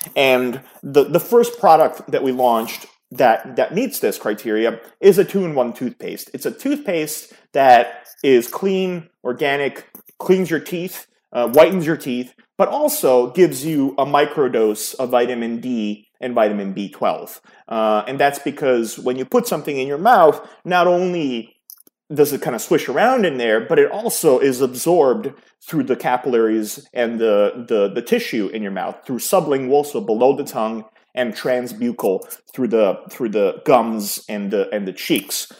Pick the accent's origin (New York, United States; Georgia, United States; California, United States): New York, United States; New York City; also born or lived in Yugoslavia (Serbia); I grew up in New York City, in the New York City area.